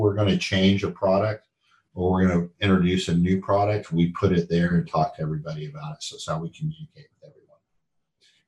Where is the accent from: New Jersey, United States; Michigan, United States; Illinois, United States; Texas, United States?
Texas, United States; now in North Carolina, United States; I grew up in Texas